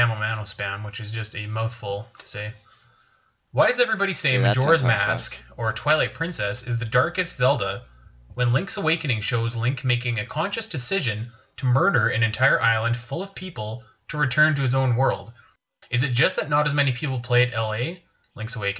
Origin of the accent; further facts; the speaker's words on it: Canada; I'm Canadian